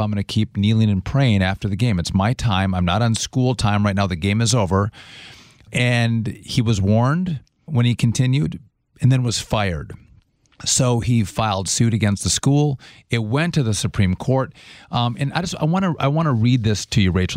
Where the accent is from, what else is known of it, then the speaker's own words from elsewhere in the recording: Wisconsin, United States; my home state, I would say our home state of Wisconsin